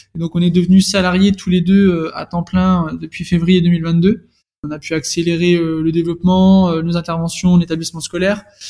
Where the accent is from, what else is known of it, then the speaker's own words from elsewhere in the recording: Dijon, Bourgogne-Franche-Comté, France; moved away; je suis née né à Dijon, j'ai fait toute mon enfance à Dijon.